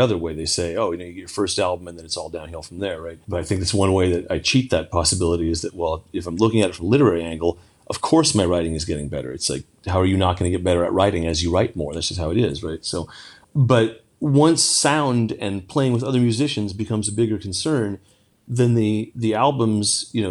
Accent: California, United States; I grew up in California

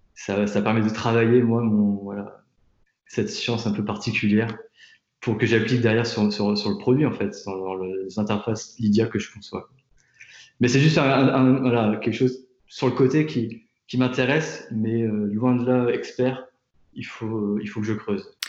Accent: Tours, Centre-Val de Loire, France; moved away as an adult; also born or lived in Nantes / New York; now in Paris, France; je viens de Tours, j'ai étudié à Nantes, j'ai passé pas mal de temps à, New York pour, faire mes stages, et je vis à Paris depuis maintenant 5 ans

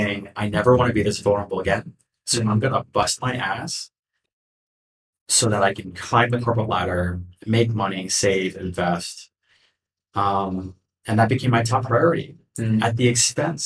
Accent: United States; also born or lived in New York City; I was born in the States

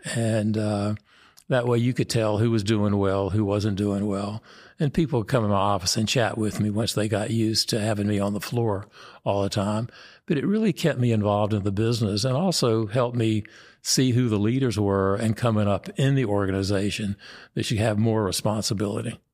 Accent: Mooresville, North Carolina, United States; my hometown, Mooresville, North Carolina

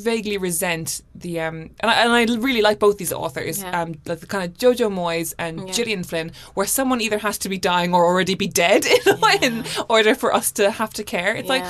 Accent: Ireland; because you're a Muslim Pakistani writer, I'm an Irish writer.

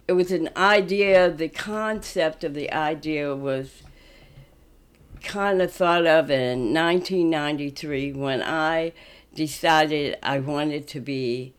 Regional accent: Kansas City, Missouri, United States; now in Omaha, United States; I'm originally from Kansas City, Missouri, and I moved here in 1954.

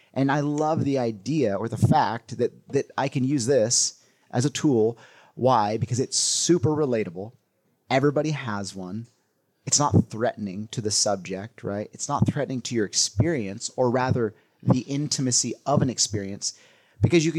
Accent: California, United States; growing up in California

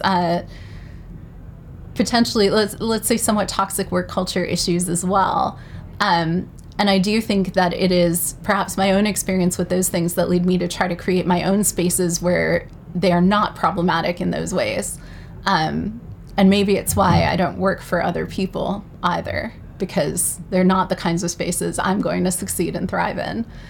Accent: New York City, New York, United States; I'm proudly from New York City

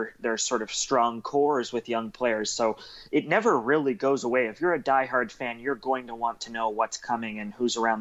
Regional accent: Toronto, Ontario, Canada; I'm from Toronto

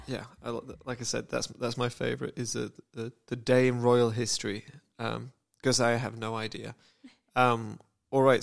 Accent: United Kingdom; I'm British

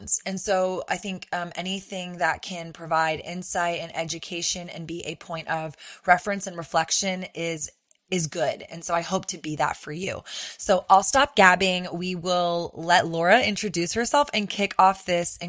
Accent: Austin, Texas, United States; my hometown in Austin

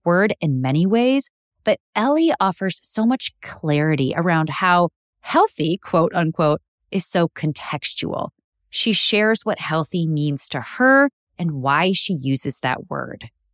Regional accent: Illinois, United States; I grew up in the Midwest in Illinois

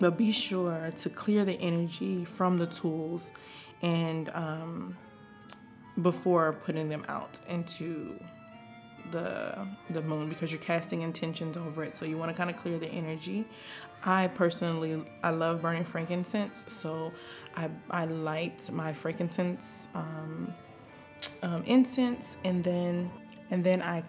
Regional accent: the South, United States; I'm from the South

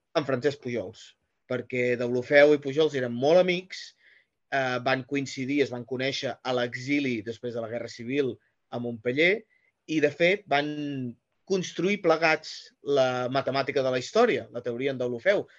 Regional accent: Figueres, Catalonia, Spain; jo sóc de Figueres

